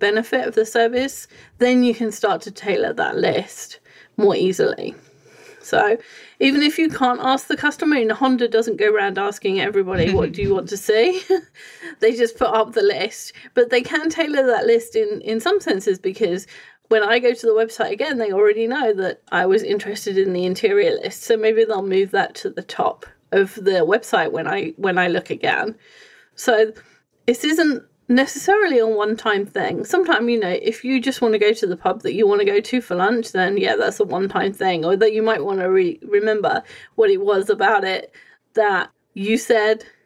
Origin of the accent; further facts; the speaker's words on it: England, United Kingdom; I'm coming from England.